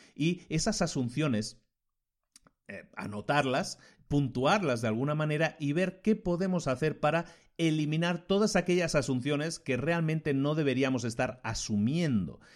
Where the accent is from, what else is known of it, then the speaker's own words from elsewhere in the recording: Spain; vengo de España